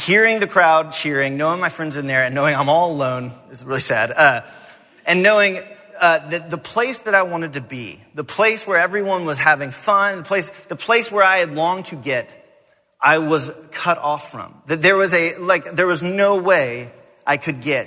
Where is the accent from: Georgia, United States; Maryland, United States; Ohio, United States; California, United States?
Georgia, United States; Atlanta; I grew up in Atlanta